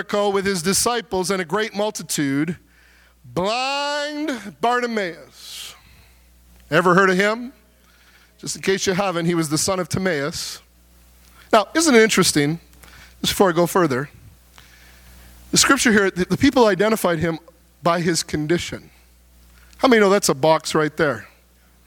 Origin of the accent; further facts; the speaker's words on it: South Porcupine, Ontario, Canada; I was born in South Porcupine, Ontario